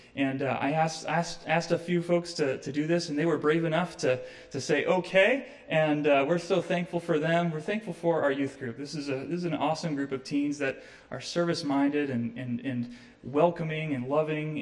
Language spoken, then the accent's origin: English; Ohio, United States; moved away; I'm from Ohio and it's the promised land